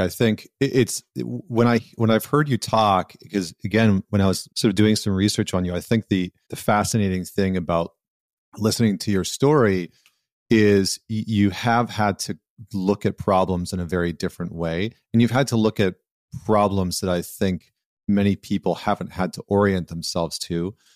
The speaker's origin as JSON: {"language": "English", "region": "Alberta", "country": "Canada", "tie": "born or raised there", "also_born_or_lived": "Vancouver / upstate New York", "moved": "yes", "lives_now": "New York, United States", "said": "I grew up in Alberta where, you know, six months out of the year, it's like minus thirty"}